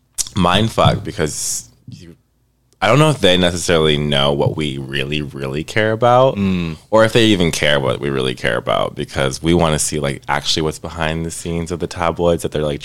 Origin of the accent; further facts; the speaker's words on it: Southern California, United States; I'm from Southern California